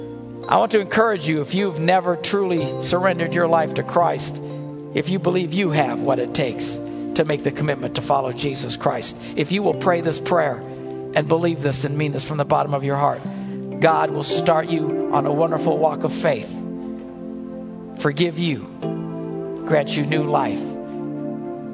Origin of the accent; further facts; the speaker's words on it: United States; the freedoms we enjoy as Americans